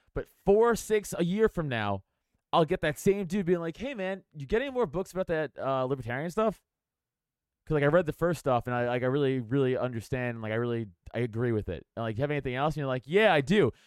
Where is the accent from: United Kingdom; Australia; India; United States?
United States; New York City, New York; I'm from New York and, like, I'm from Staten Island